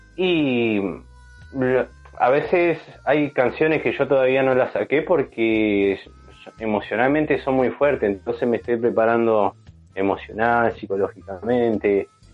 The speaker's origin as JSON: {"language": "Spanish", "town": "San Martín de los Andes", "region": "Neuquén", "country": "Argentina", "tie": "born or raised there", "said": "yo me crié en San Martín de los Andes también, soy de Neuquén y bueno, me crié allá en San Martín"}